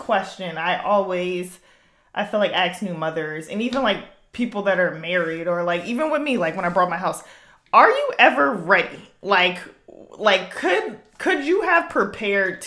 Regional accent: New Jersey, United States; We grew up together in Jersey

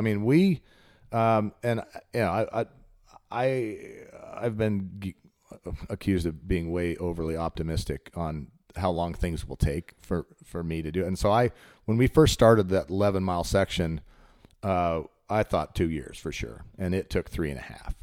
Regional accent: Colorado, United States; now in Chattanooga, United States; I grew up in Colorado

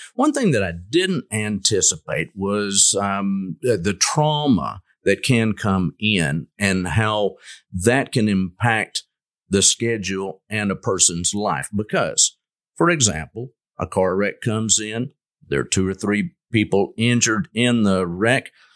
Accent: Lubbock, Texas, United States; moved away as an adult; also born or lived in Jackson, Mississippi; now in Longview, United States; I grew up in the Lubbock area

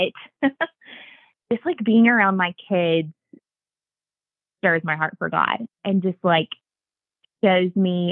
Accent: Augusta, Georgia, United States; also born or lived in Bible Belt; now in Watkinsville, United States; I am from Augusta and went to school with Chelsea since the second grade.

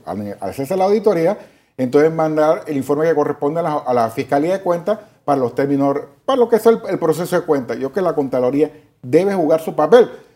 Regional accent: Panama; yo como panameño

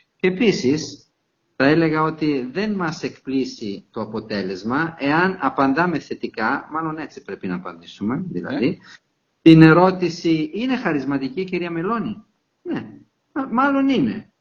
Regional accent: Italy; now in Heraklion, Greece; Ιταλός πολίτης, αλλά ως Ιταλο-Έλληνας πολίτης

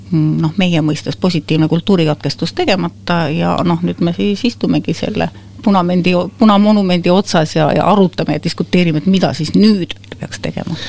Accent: Võru County, Estonia; moved away; mina ei ole ju Tallinna laps või Tallinnas sündinud ja kasvanud, et mina olen kaugelt Võrumaalt

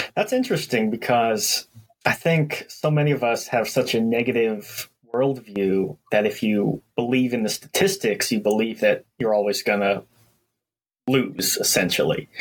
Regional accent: New York City, New York, United States; I grew up in Brooklyn, New York

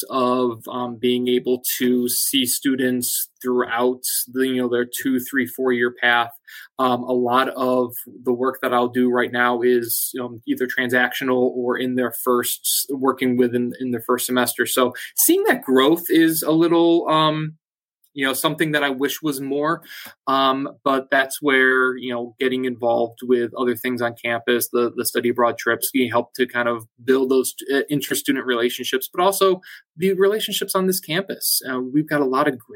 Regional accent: Connecticut, United States; growing up in Connecticut, you've got to choose your allegiance between Boston and New York.

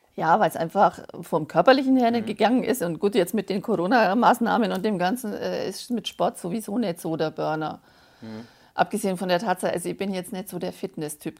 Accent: Bavaria, Germany; accent: Bavarian; ich komme aus Frippberg im schönen Bayern wie man vielleicht unschwer hören kann

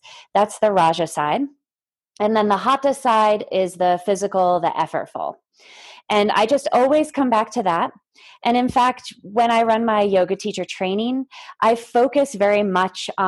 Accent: East Coast, United States; moved away as an adult; now in Lake Tahoe, United States; we grew up in the East Coast

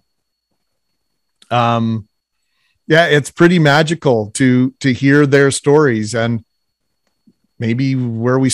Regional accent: Winnipeg, Manitoba, Canada; I grew up in the West End of Winnipeg

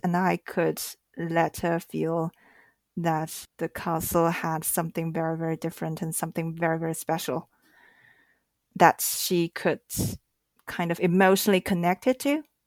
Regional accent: Shanghai, China; I grew up in Shanghai and this is a huge city

